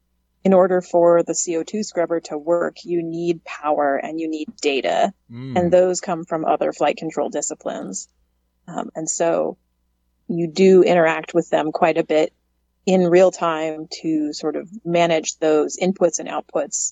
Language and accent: English; Alaska, United States; moved away as an adult; now in Houston, United States; growing up in Alaska